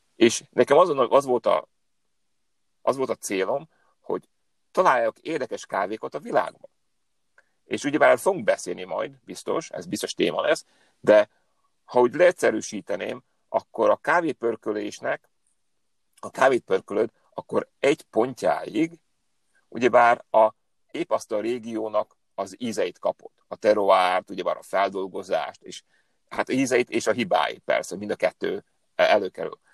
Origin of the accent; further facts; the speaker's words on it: Upper Hungary, Hungarian from Slovakia, Felvidék, Slovakia; moved away as an adult; also born or lived in Hetény / Budapest; now in California, United States; én egy felvidéki magyar vagyok, aki most már tíz éve Kaliforniában él.